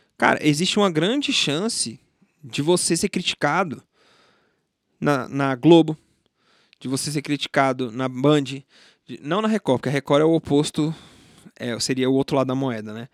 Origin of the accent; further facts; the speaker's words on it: Brasília, Federal District, Brazil; eu nasci aqui em Brasília, fui criado em Brasília